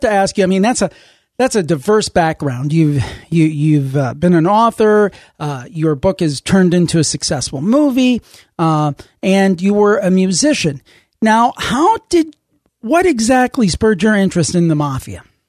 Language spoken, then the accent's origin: English; Cleveland, Ohio, United States; my hometown, Cleveland, Ohio